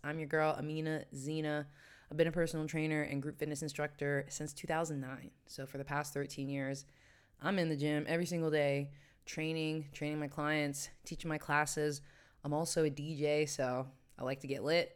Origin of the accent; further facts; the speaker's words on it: West Virginia, United States; also born or lived in New York City / Washington, D.C.; now in Amsterdam, Netherlands; my hometown in West Virginia